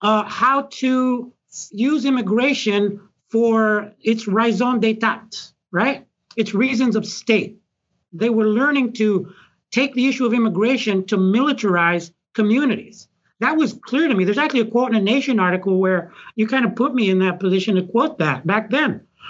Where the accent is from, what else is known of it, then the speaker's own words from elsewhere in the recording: El Salvador; now in United States; And so that's when I first met Mike, and I was just coming from El Salvador, and, like, suddenly people are saying it's like a war.